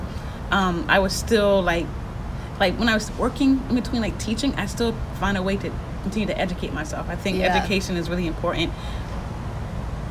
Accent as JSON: {"language": "English", "town": "Charleston", "region": "South Carolina", "country": "United States", "also_born_or_lived": "Atlanta, Georgia / Boston, Massachusetts / Brooklyn, New York / Hoboken, New Jersey", "moved": "yes", "lives_now": "Savannah, United States", "said": "I'm from Charleston, South Carolina"}